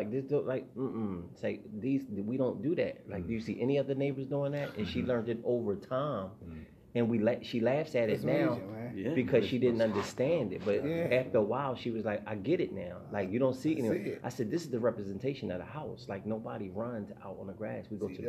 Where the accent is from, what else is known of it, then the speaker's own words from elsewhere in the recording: Philadelphia, Pennsylvania, United States; Well, I come from South Philly.